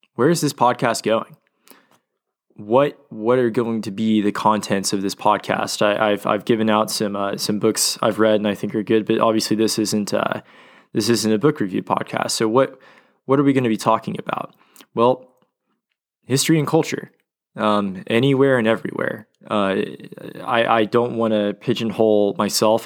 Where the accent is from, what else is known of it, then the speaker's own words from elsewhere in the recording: Oklahoma City, Oklahoma, United States; moved away as an adult; now in Dallas, United States; growing up in Oklahoma City and spending a lot of time at my father's law office